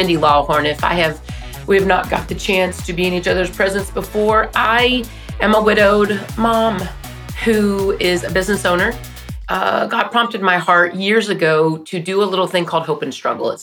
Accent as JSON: {"language": "English", "town": "Wichita Falls", "region": "Texas", "country": "United States", "tie": "born or raised there", "said": "growing up in Wichita Falls, which is where I'm from."}